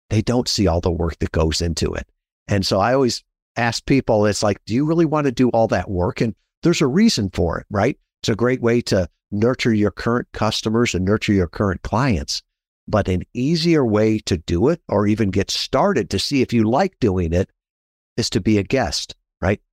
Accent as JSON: {"language": "English", "region": "Midwest", "country": "United States", "tie": "born or raised there", "said": "I grew up in the Midwest"}